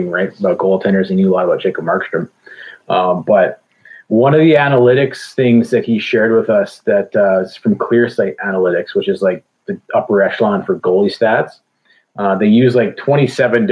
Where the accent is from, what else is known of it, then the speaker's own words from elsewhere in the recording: Calgary, Alberta, Canada; moved away as an adult; also born or lived in Okanagan, British Columbia / Chilliwack, British Columbia; now in Kelowna, Canada; I'm from Calgary. I just moved to BC.